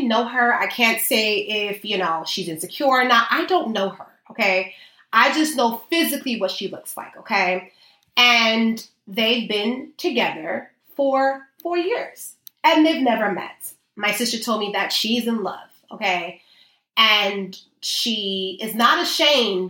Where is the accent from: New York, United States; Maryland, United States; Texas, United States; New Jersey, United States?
New York, United States; New York City